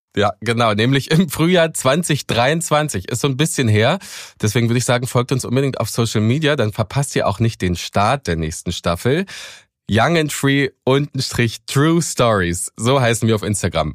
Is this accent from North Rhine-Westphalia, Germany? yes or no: no; Cottbus, Brandenburg, Germany; Ich komme ja aus Cottbus